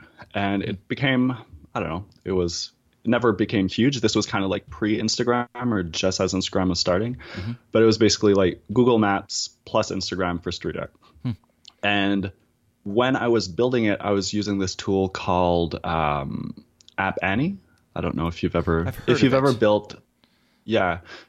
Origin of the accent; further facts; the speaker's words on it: East Coast, United States; I'm from the East Coast, so we tell long stories that just start like several years in the past.